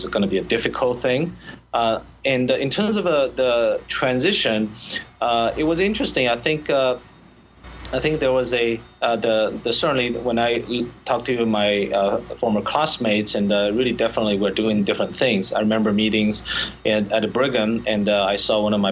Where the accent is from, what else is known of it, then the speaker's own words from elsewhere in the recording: Shanghai, China; moved away as an adult; now in United States; I grew up in Shanghai